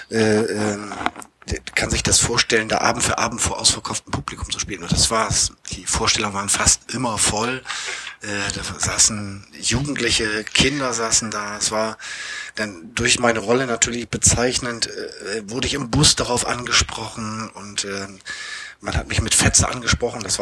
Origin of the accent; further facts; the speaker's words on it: Bremerhaven, Bremen, Germany; Ich bin gebürtiger Bremerhavener, bin hier geboren, aufgewachsen